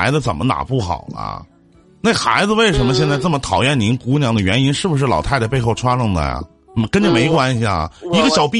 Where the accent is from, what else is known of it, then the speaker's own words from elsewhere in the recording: Northeast China, China; accent: Northeastern Mandarin; 用我们东北话来讲